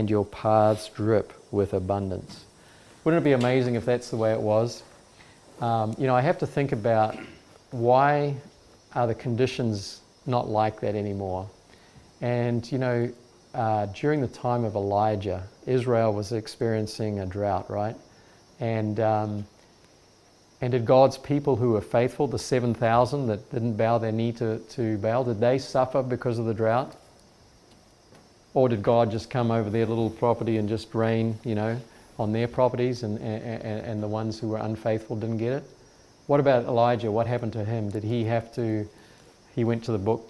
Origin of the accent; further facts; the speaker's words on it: New Zealand; moved away; So I come from New Zealand. This is the area where I used to live